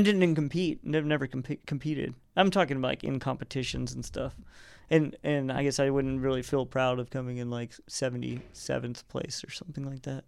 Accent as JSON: {"language": "English", "region": "Arkansas", "country": "United States", "tie": "born or raised there", "moved": "as an adult", "lives_now": "California, United States", "said": "I grew up in Arkansas"}